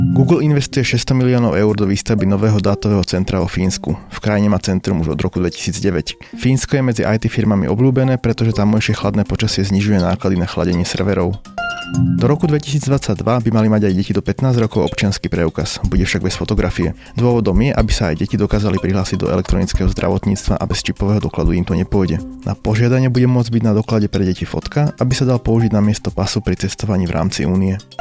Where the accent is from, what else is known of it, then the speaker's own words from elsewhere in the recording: Bratislava, Bratislava Region, Slovakia; ja som z Vrakuňa